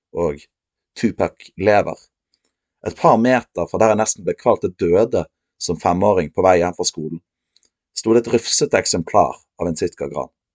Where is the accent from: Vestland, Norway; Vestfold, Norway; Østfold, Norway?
Vestland, Norway; Os; jeg er fra Os